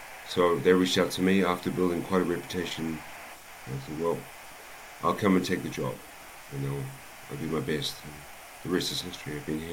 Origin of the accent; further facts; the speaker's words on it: Auckland, New Zealand; now in Texas, United States; So just a typical Kiwi, born and raised in Auckland, New Zealand.